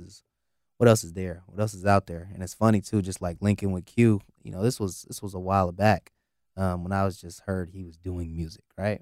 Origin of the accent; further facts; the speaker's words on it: the Bay Area, California, United States; growing up in the Bay